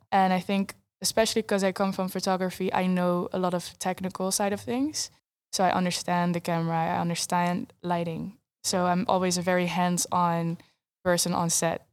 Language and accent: English; Netherlands; first language Dutch; English is a second language